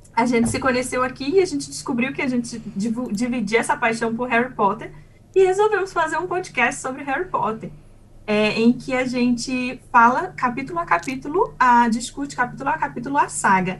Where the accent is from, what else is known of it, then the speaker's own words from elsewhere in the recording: Belém, Pará, Brazil; moved away as an adult; now in Auckland, New Zealand; eu vim da terra do açaí, sou de Belém